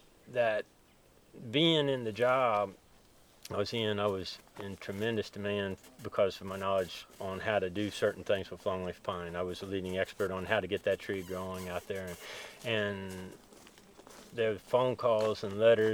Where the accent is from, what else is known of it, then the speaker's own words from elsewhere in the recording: Marceline, Missouri, United States; moved away as an adult; also born or lived in Alabama; now in Andalusia, United States; I was born there in Marceline, Missouri